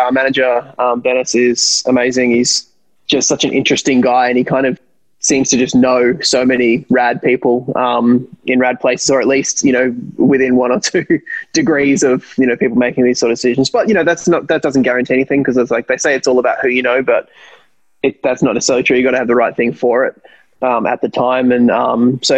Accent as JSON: {"language": "English", "town": "Canberra", "region": "Australian Capital Territory", "country": "Australia", "tie": "born or raised there", "said": "We grew up in Canberra, which is pretty much a one-team city"}